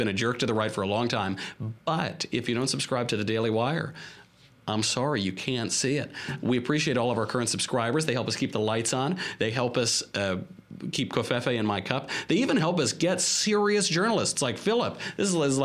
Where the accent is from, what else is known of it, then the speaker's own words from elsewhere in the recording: Westchester, New York, United States; I'm from Westchester